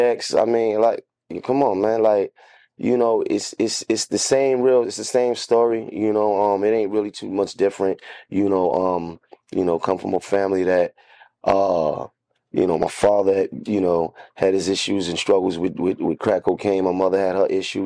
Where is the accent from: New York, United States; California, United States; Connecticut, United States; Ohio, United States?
New York, United States; New York City; I was from Bed-Stuy